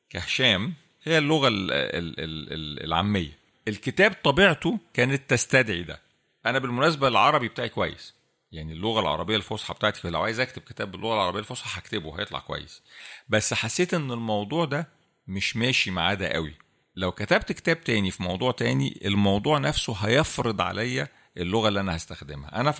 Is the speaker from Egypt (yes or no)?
yes; Egypt; احنا كمصريين مشهورين بالحته دي عندنا